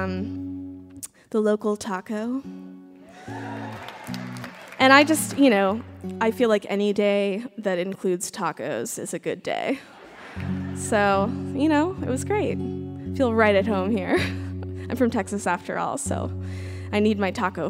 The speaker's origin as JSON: {"language": "English", "region": "Texas", "country": "United States", "said": "I'm from Texas"}